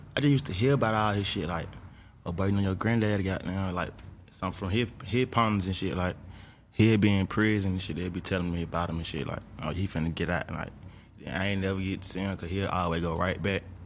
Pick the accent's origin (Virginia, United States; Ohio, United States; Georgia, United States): Georgia, United States; Atlanta; I'm from Atlanta